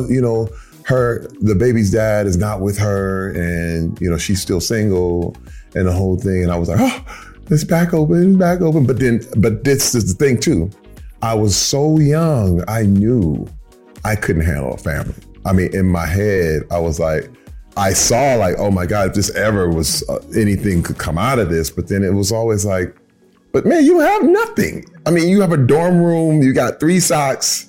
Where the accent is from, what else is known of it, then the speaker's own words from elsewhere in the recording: Flint, Michigan, United States; Growing up in Flint, Michigan, in the era that I grew up